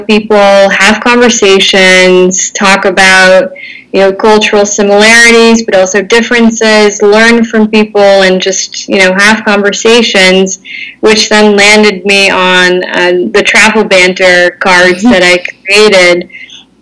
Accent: Netherlands; born and raised in the Netherlands in a bilingual household

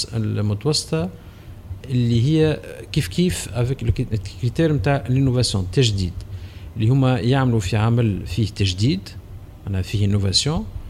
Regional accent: Tunisia; عندنا في تونس

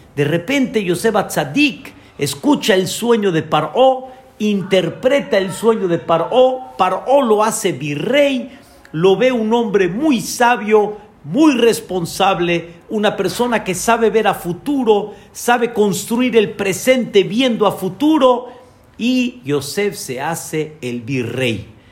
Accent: Mexico; como decimos nosotros aquí en México

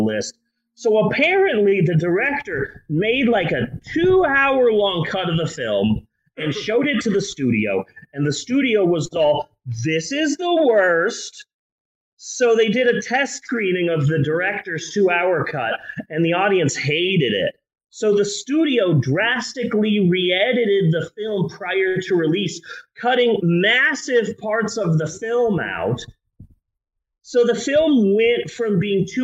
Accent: United States; we're American

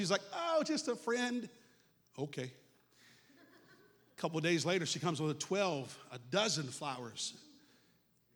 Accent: Palm Bay, Florida, United States; moved away; the church I grew up in Palm Bay, Florida

